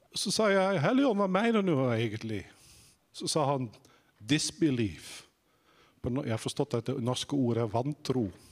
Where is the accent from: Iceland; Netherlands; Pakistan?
Netherlands; now in Sandnes, Norway; hvis dere lurer på om jeg er fra Island Nei, det er jeg ikke. Jeg er fra Nederland